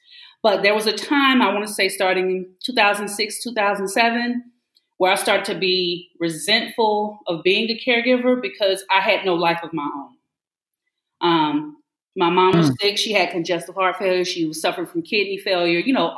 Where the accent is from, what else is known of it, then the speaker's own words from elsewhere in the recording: the South, United States; And my Southern upbringing is always there. I always tell my students, I said, now, look, I'm from the South, Southern U.S. I don't know what you know about the dirty South, but this is how we talk.